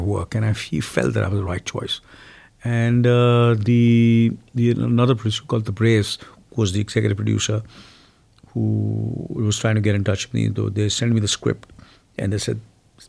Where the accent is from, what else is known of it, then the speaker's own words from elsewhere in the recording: India; first language Hindi; English is a second language; I've always spoken my mother tongue, which is Hindi.